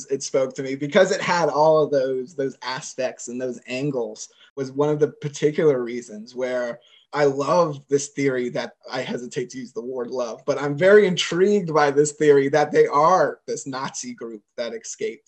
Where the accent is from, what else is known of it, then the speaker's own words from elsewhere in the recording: Sarasota, Florida, United States; I'm from Sarasota